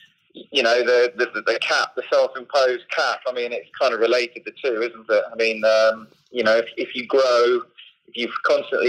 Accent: Bedford, East of England, United Kingdom; I'm from Bedford, just down the road from you

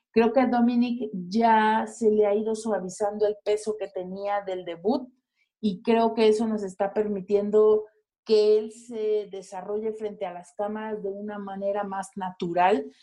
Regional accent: Mexico; como mexicanos a nosotros

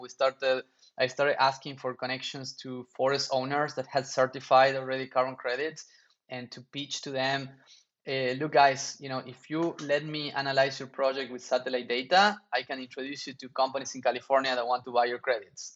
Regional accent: Argentina; moved away; also born or lived in New York; I grew up in Argentina

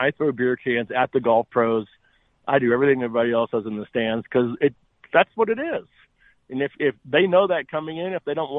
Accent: Dallas, Texas, United States; now in Phoenix, United States; I know I live in Phoenix, but the only tournament I kind of go to and hang out, I'm from Dallas.

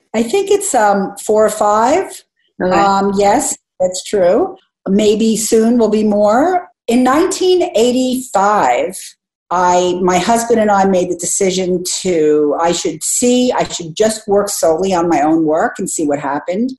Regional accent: United States; as an American

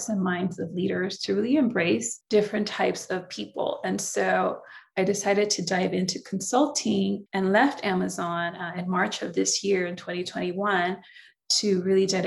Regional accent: San Francisco, California, United States; first language Spanish; English is a second language; also born or lived in Nicaragua; now in Southern California, United States; Came to the States when I was 4, grew up in the Bay Area. So San Francisco, California, Bay Area, and currently reside in Southern California now

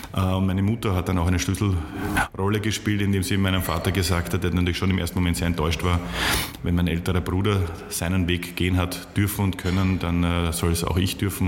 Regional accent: Vienna, Austria; moved away as an adult; also born or lived in Munich / Leipzig; die haben mich als, als Wiener sozusagen sehr schnell aufgenommen

